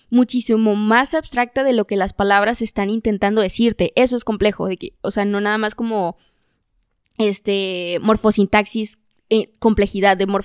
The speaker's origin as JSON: {"language": "Spanish", "country": "Mexico", "tie": "born or raised there", "said": "del lugar donde yo nací, crecí y vivo."}